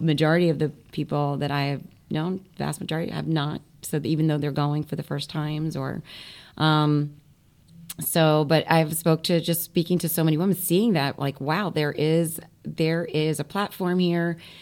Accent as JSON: {"language": "English", "region": "Florida", "country": "United States", "tie": "born or raised there", "moved": "as an adult", "lives_now": "New York, United States", "said": "growing up in Florida, my parents were from up here, New York, Brooklyn, and New Jersey"}